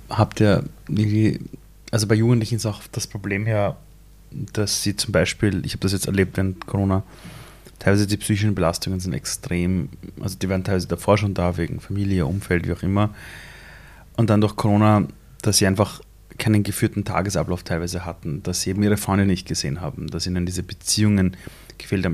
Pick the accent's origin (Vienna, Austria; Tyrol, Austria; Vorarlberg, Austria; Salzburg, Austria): Vienna, Austria; also born or lived in Iran; ich bin in Simmering aufgewachsen, in einer Siedlung